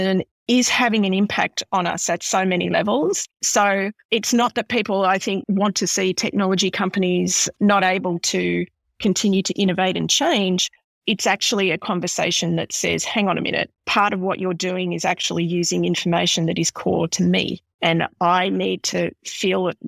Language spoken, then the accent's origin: English; Horsham, Victoria, Australia; growing up in Horsham in the 70s